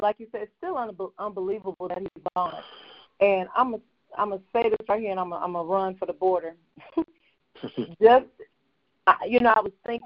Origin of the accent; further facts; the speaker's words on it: Mississippi, United States; moved away; also born or lived in Texas; I grew up in Mississippi, lived in Texas